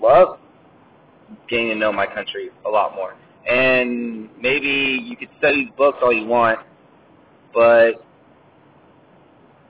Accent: Southern California, United States; Mine was California, Southern

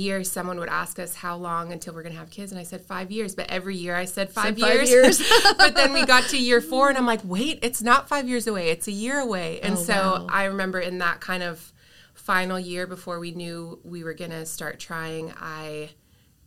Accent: Canada; moved away as an adult; now in Redding, United States; I am Canadian, so I was from Canada before I moved to Reading.

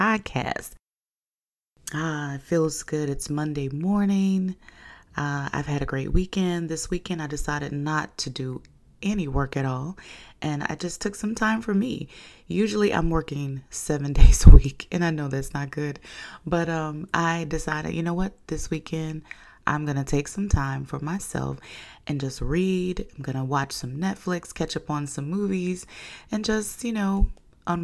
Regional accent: Covington, Louisiana, United States; I'm originally from Covington

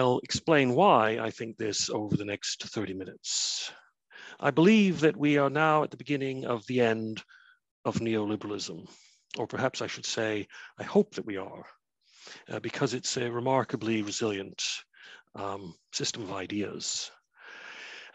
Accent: Canada; now in Cardiff, United Kingdom; You'll be able to tell from my funny accent that I'm neither Welsh nor even British. I come from Canada originally

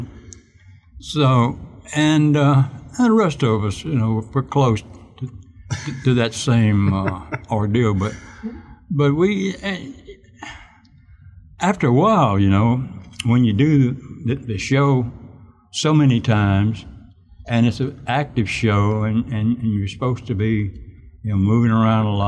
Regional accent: Meridian, Mississippi, United States; moved away as an adult; also born or lived in New York / Los Angeles; I was from Meridian, Mississippi.

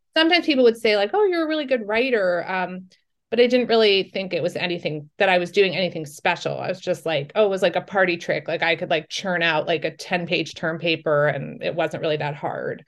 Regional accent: New York, United States; I'm from New York

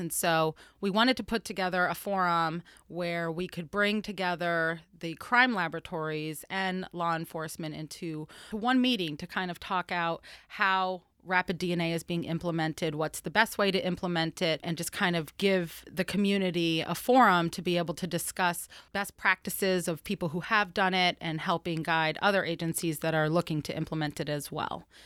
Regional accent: Florida, United States; I'm from Florida

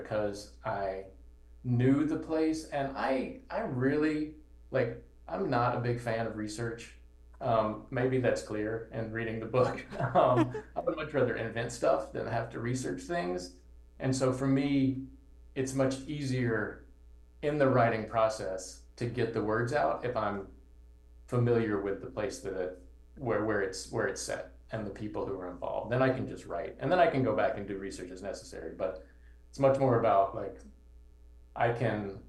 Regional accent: Georgia, United States; moved away as an adult; now in Chicago, United States; I grew up in Georgia

